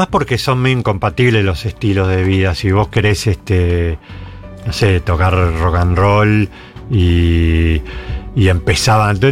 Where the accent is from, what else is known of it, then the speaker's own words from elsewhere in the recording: Buenos Aires, Argentina; born there; Soy porteño